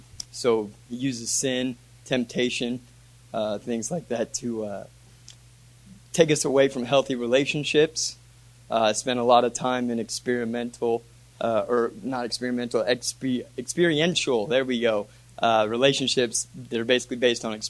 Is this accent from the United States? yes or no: yes; Sullivan, Illinois, United States; I'm from Sullivan, Illinois